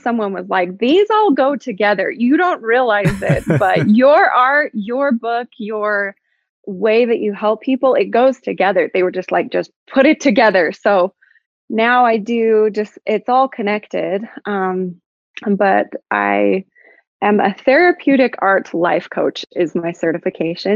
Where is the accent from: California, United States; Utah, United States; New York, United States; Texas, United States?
Utah, United States; Clearfield; I grew up in Utah, like in Clearfield area